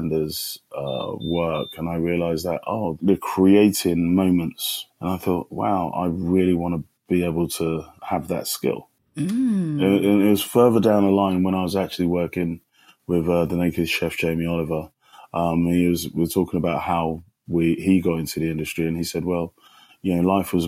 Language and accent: English; London, United Kingdom; moved away as an adult; also born or lived in Kumasi, Ghana; now in New York, United States; I moved to London at the age of 7, and I had my secondary socialization in a sunny London town, hence the accent